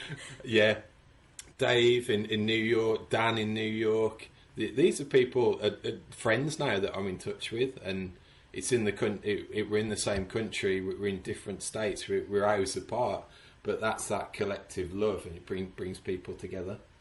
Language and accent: English; Sedgley, West Midlands, United Kingdom; moved away as an adult; now in Houston, United States; born and raised in Sedgley